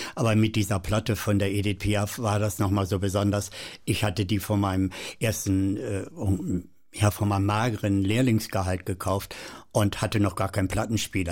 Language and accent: German; Seelze, Lower Saxony, Germany; also born or lived in Hettershausen, Göttingen district; wir sind dann von dort aus äh, zu meinem Großvater nach Letter bei Hannover gekommen